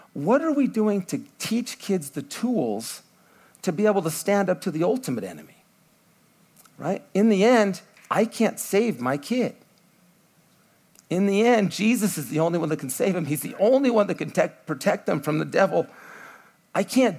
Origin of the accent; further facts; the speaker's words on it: United States; I'm American